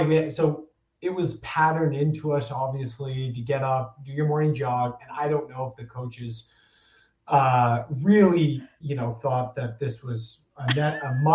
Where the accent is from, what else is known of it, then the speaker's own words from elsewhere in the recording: Whistler, British Columbia, Canada; as a kid, we grew up mainly on Blackcomb. And so as a Whistler kid, quote unquote, it was Blackcomb.